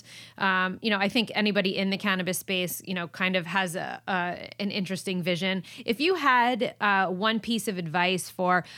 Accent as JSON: {"language": "English", "region": "New Jersey", "country": "United States", "said": "I'm from Jersey"}